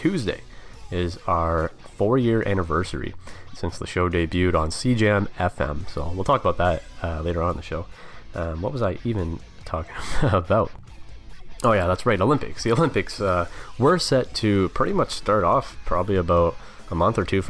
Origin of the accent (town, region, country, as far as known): Canada